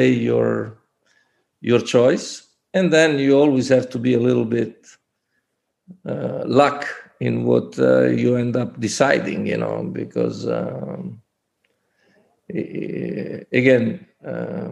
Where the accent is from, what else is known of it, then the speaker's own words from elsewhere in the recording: Forlì, Emilia-Romagna, Italy; moved away as an adult; also born or lived in Treviso / Istanbul; Forlì, my hometown